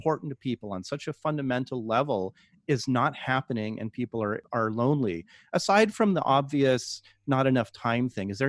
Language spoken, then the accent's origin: English; Palo Alto, California, United States; I'm from Palo Alto. I know what Silicon Valley is like.